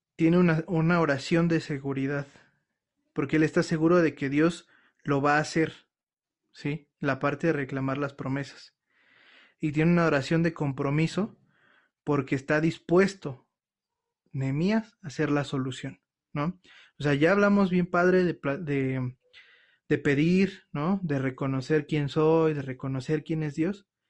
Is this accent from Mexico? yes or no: yes; Mexico; nosotros como mexicanos